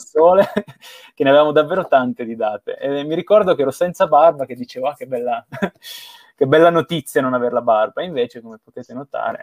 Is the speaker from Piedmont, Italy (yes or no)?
yes; Bra, Piedmont, Italy; io sono nato a Bra, in provincia di Cuneo, vicino a Torino